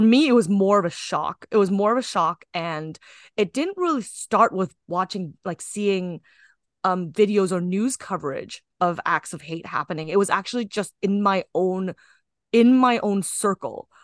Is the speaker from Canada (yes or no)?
yes; Kitchener, Ontario, Canada; I'm Canadian born Chinese, so I just sort of was born into a society. And I, I grew up in Kitchener-Waterloo